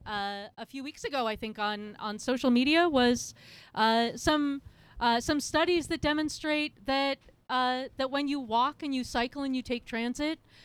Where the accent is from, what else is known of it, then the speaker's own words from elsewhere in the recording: Portland, Oregon, United States; I grew up in Park Rose. I live in Lentz. So Park Rose or East Portland is the home of my birth